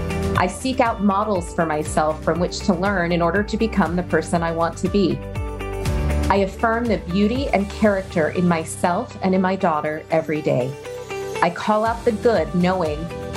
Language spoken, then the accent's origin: English; Baltimore, Maryland, United States; moved away as an adult; also born or lived in Chicago; now in Austin, United States; I'm from Baltimore originally, child of immigrants